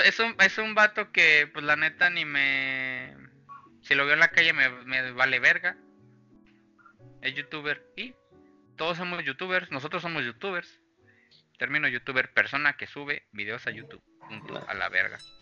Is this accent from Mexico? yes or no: yes; Mexico; Somos mexicanos